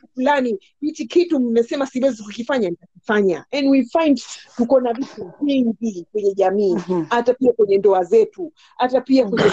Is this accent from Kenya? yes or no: yes; Nairobi, Kenya; first language Swahili; also born or lived in Pemba; Mimi mm-hmm. nimekulia Nairobi, nimekulia mm-hmm. Nairobi